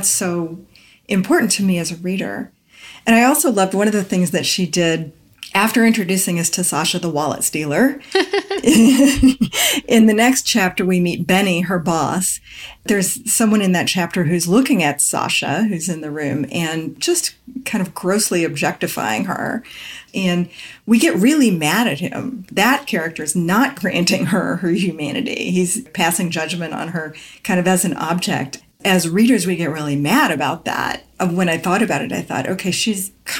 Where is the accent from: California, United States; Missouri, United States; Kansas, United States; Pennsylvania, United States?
Kansas, United States; grew up partly in the Midwest, which is where I grew up. I'm from Kansas